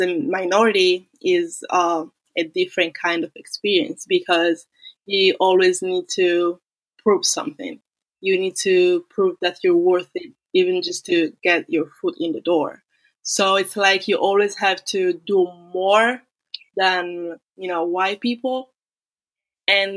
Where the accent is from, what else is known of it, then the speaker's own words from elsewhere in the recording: Italy; moved away as an adult; also born or lived in Florida State University; now in United States; I was born in Italy, but my parents are Nigerian, so I'm a Black Italian